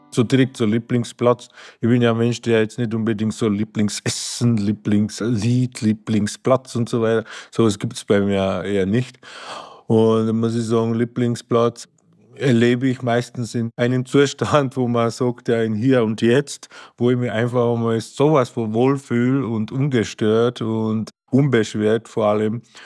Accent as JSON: {"language": "German", "country": "Slovakia", "also_born_or_lived": "Achental, Bavaria, Germany", "moved": "yes", "lives_now": "Marquartstein, Germany", "said": "ursprünglich komme ich ja aus der Slowakei"}